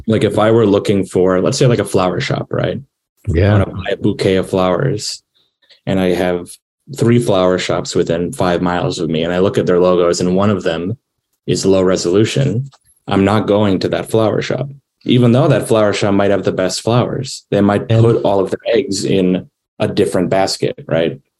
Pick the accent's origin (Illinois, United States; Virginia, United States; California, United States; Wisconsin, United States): Wisconsin, United States; I'm from Wisconsin